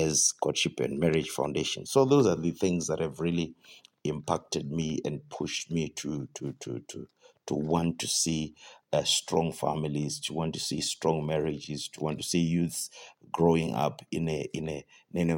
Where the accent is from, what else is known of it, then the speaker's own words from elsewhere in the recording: Zimbabwe; I'm from Zimbabwe